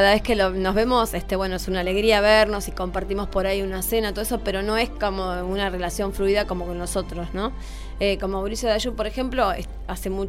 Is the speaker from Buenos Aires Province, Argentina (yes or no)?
yes; Mar del Plata, Buenos Aires Province, Argentina; born there; nací y en Mar del Plata y siempre me gustó esta ciudad, no, nunca pensé en, ir a, trabajar a otro lado